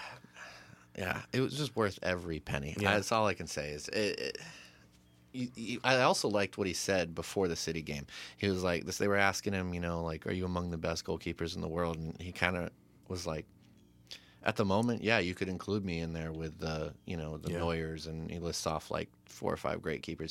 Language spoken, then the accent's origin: English; United States; As an American